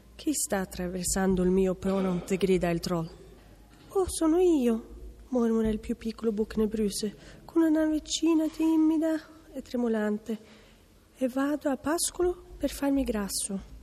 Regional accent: Porsgrunn, Vestfold og Telemark, Norway; Italian is a second language; moved away; vengo da Norvegia, dalla città di Porsgrunn

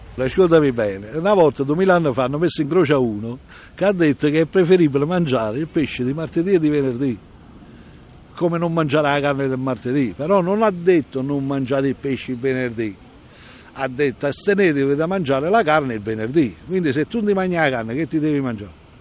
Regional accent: Procida, Campania, Italy; now in Fiumicino, Italy; io sono originario di Procida, Napoli, isola di Procida

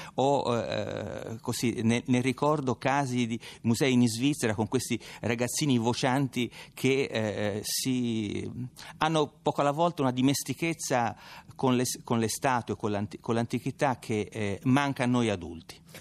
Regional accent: Tuscany, Italy; accent: Tuscan; come mio accento tradisce, sono toscano

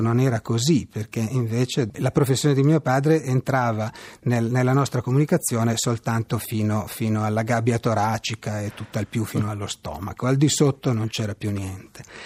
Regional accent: Pavia, Lombardy, Italy; il dialetto lombardo, io sono di Pavia, il, il dialetto pavese anzi

